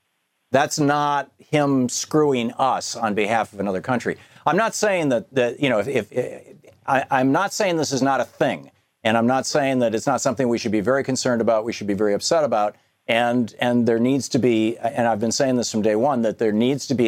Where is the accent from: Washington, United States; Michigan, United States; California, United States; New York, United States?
Michigan, United States; I grew up in Michigan